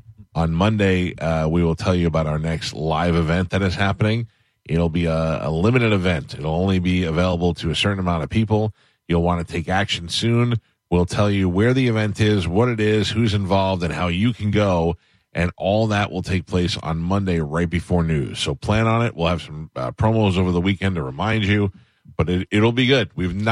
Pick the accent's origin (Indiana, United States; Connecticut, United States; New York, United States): New York, United States; I'm 51 years old. I grew up in New York